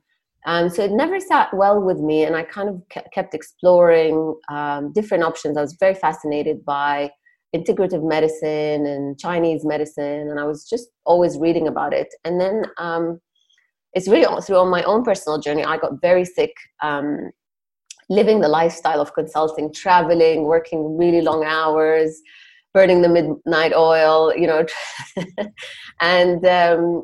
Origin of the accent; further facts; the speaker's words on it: Jordan; moved away as an adult; also born or lived in Palestine / Nottingham, United Kingdom / Cambridge, United Kingdom / New York, United States; originally I'm Palestinian. I grew up in Jordan and left when I was 18